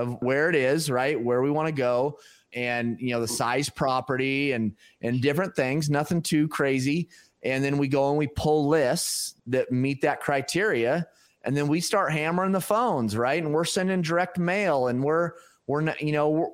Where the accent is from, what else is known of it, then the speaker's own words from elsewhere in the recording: Pacific Northwest, United States; moved away; my hometown up in the Pacific Northwest